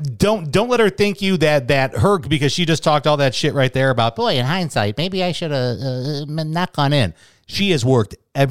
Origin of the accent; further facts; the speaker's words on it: Chicago, Illinois, United States; now in Arizona, United States; A radio station I grew up listening to in Chicago, B96.